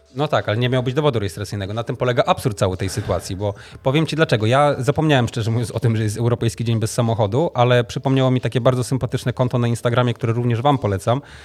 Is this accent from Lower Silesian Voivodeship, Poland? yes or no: no; Tricity, Pomeranian Voivodeship, Poland; u nas w Trójmieście